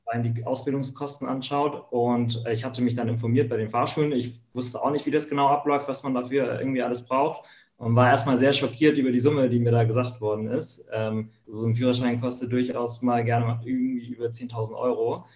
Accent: Hamburg, Germany; wo ich groß geworden bin, hier in Hamburg in der Gegend

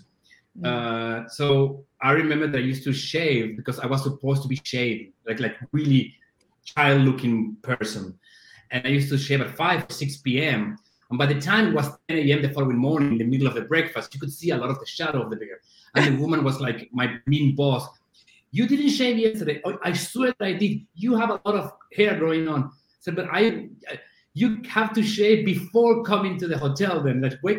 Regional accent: Buenos Aires, Argentina; born there; English is a second language; moved away; also born or lived in Brazil / Spain / New York / Boston; Yeah, I was born in Buenos Aires in Argentina.

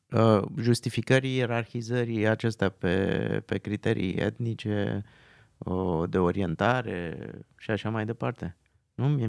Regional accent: Transylvania, Romania; Și da, da, eu, uh, eu sunt din Transilvania, noi n-am avut robi.

